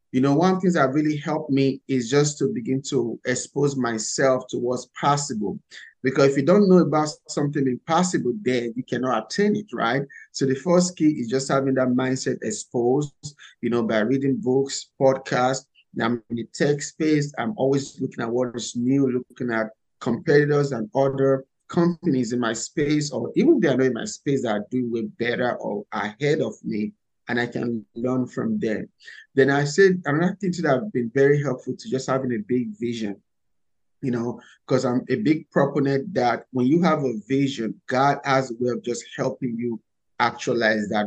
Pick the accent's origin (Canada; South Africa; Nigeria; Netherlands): Nigeria; English is a second language; moved away as an adult; now in United States; So, first, I came from Nigeria a few years ago with only $100 and a suitcase of clothes. I came to America in search of the American dream.